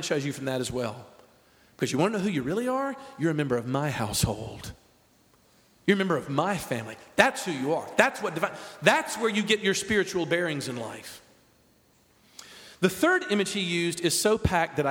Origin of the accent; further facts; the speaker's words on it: the South, United States; I'm a Southerner